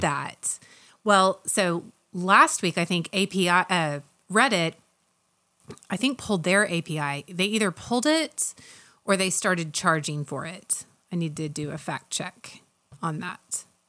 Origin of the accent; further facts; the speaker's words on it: Oklahoma, United States; I'm from Oklahoma